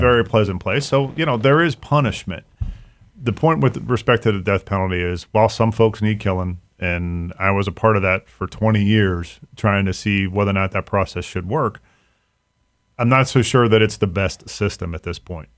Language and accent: English; Mahoning County, Ohio, United States; I grew up in Mahoning County